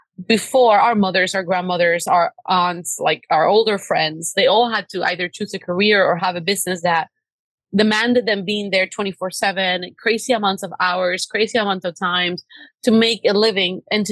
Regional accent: Cuba; now in United States; Like, I come from a very, very, very humble background. My parents, we come from Cuba. We had no human rights. My dad, like, swam across an ocean to give me freedom.

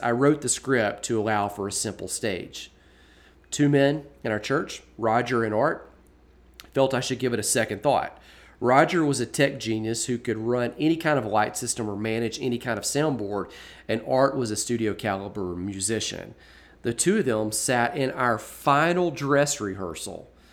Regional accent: Birmingham, Alabama, United States; my hometown of Birmingham

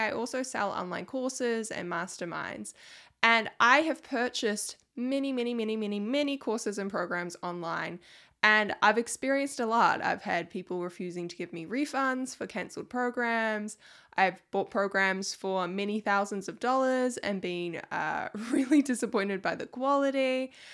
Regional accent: New Zealand; I'm from New Zealand

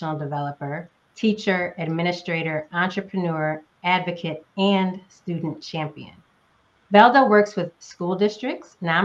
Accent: Northeast United States, United States; moved away; also born or lived in Southern United States; I am a current Southerner, but was born and raised in the Northeast United States

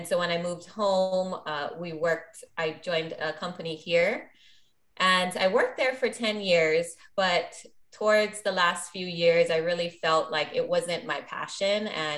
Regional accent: Maui, Hawaii, United States; Born and raised on Maui, invest here.

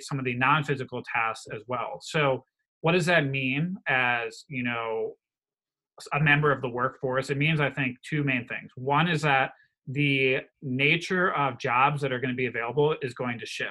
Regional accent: Wisconsin, United States; I come from Wisconsin. The majority of my state is very rural

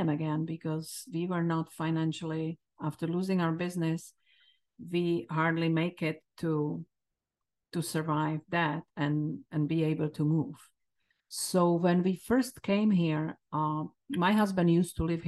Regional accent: Czechia; English is a second language; moved away as an adult; now in United States; my home country

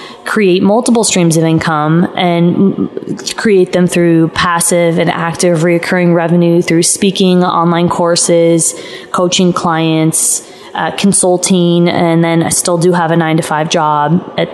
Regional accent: Los Angeles, California, United States; moved away as an adult; also born or lived in Arizona; I'm from LA, I'm from California, and I left and went to school in Arizona.

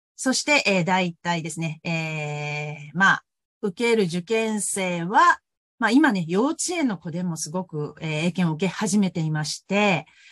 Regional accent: Hyogo, Japan; moved away as an adult; now in Osaka, Japan; もともとは兵庫県の出身なんですけれども

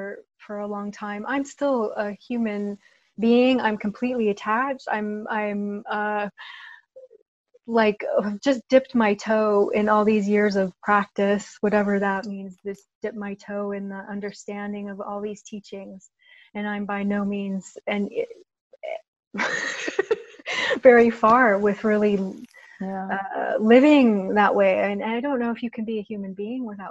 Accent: United States; born or raised there; moved away as an adult

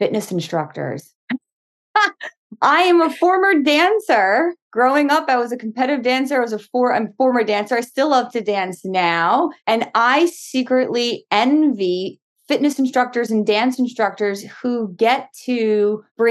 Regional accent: Long Island, New York, United States; also born or lived in Brooklyn; I grew up in Long Island, born in Brooklyn, raised in Long Island

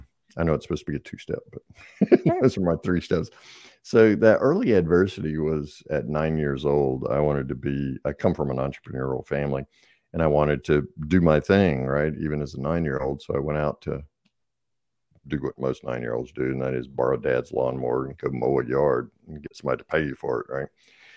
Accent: North Carolina, United States; I grew up in Eastern North Carolina.

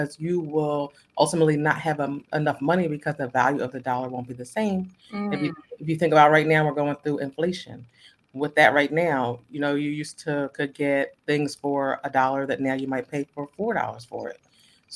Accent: Ambler, Pennsylvania, United States; I am from Pennsylvania. I'm from a small town. It's called Ambler. It's right outside of Philadelphia

